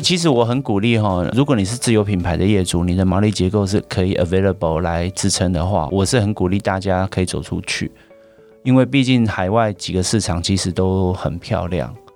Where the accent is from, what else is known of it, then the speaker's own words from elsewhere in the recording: Taiwan; 像我们台湾这边